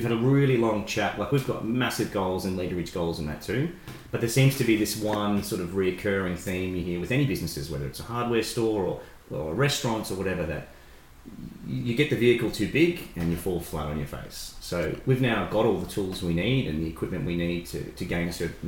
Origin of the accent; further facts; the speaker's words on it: Shepparton, Victoria, Australia; we're from Shep and we've grown up saying that there's nothing cooler, there's nothing to do here